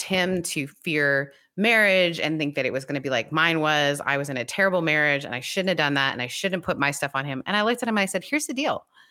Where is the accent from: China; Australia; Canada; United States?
Canada; moved away; it's been legal in our country